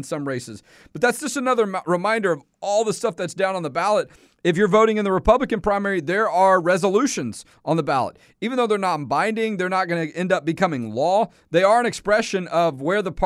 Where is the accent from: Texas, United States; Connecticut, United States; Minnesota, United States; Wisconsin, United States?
Texas, United States; Houston; now in Central Texas; I was in East Houston, where I grew up, my old stomping ground, East Side